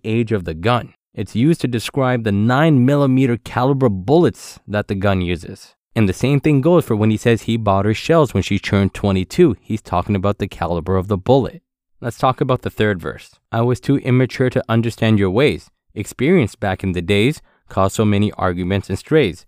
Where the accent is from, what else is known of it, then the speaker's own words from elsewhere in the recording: Ottawa, Ontario, Canada; growing up in Ottawa.